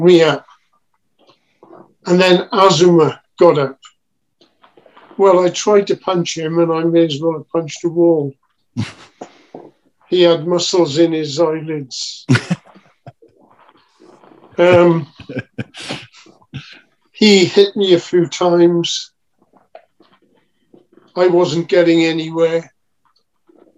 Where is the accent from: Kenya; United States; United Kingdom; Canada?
United Kingdom; Wales